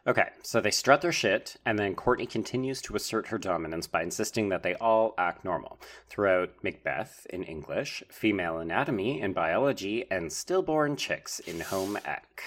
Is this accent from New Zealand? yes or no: no; Canada